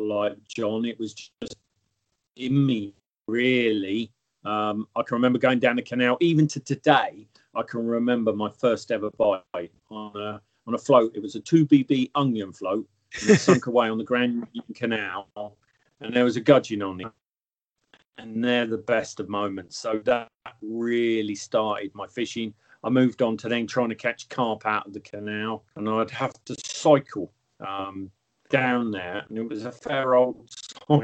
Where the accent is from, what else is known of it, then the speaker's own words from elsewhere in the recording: Dunstable, East of England, United Kingdom; moved away; also born or lived in Luton; I come from, I was born in Luton and I grew up most of my life in Dunstable, which is really next door to Luton.